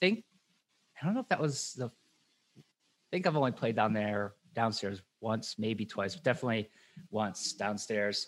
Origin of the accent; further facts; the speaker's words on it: Worcester, Massachusetts, United States; I'm from Worcester.